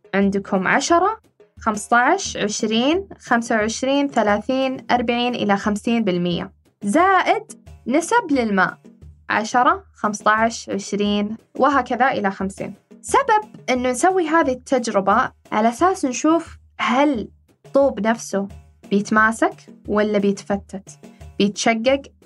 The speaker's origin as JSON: {"language": "Arabic", "country": "Saudi Arabia", "said": "عندنا في المملكة العربية السعودية"}